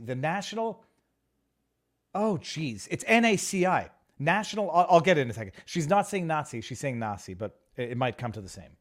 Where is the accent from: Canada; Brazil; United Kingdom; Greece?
Canada; I'm Canadian